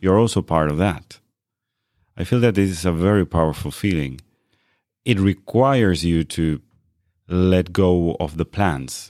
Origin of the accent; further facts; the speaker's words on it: Argentina; now in Norway; I was born in Argentina.